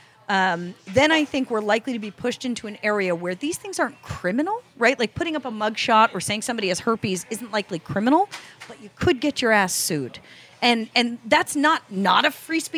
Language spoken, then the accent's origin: English; Connecticut, United States; I was born in Connecticut